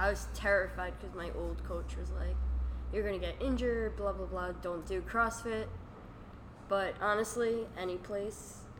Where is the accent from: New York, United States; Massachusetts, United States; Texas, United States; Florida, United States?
New York, United States; Garden City; also born or lived in Bayside; Garden City.